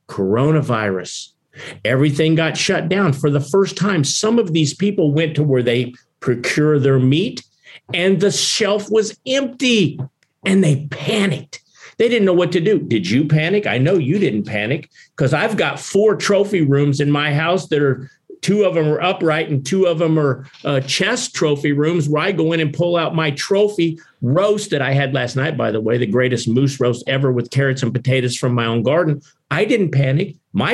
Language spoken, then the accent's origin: English; Kansas, United States; In my home state of Kansas